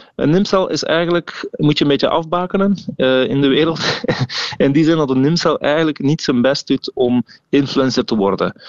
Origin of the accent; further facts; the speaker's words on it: Veldegem, Flanders, Belgium; we zijn allemaal wel afkomstig van een klein dorp, zoals ik. Ik kom uit Veldegem